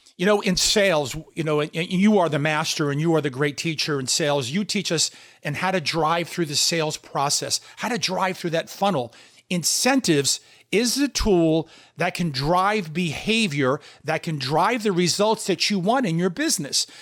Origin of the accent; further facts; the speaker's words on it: New York City, New York, United States; I'm from New York City, as you know, and Damon and I went to the same high school, Bayside High School